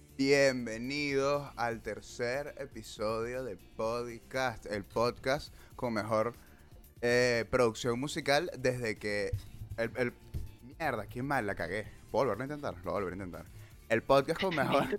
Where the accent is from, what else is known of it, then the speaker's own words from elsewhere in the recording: Peru; en mi época como buen peruano